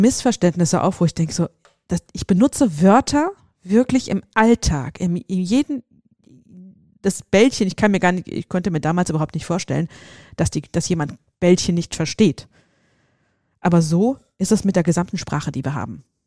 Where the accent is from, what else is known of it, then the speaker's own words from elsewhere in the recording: Seligenstadt, Hesse, Germany; wo ich herkomme, hier in, in, in Hessen, in Seligenstadt